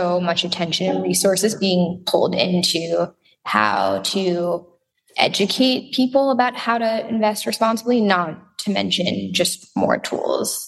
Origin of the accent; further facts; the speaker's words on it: Israel; I grew up in Israel.